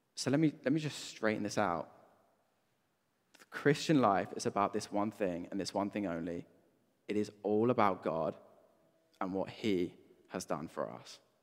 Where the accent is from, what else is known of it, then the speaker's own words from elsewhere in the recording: Brighton, South East England, United Kingdom; moved away; I grew up in Brighton